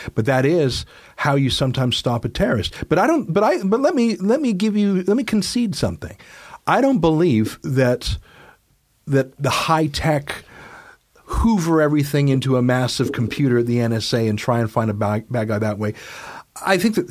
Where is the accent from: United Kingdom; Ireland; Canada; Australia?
Canada; I am Canadian